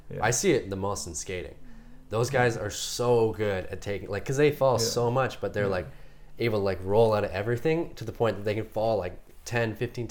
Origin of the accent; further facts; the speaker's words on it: Rossland, British Columbia, Canada; now in Whistler, Canada; when I grew up in Rosslyn.